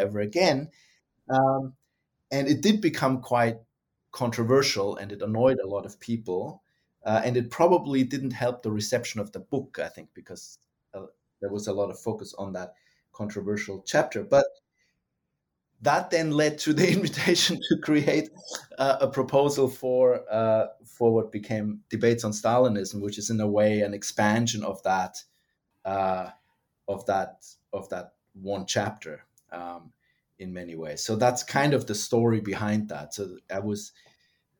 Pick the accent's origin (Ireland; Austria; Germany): Germany; moved away as an adult; also born or lived in United States; now in Australia; was born and raised in Germany, got interested in Russia and then the Soviet Union, and then was trained in the United States and ended up in Australia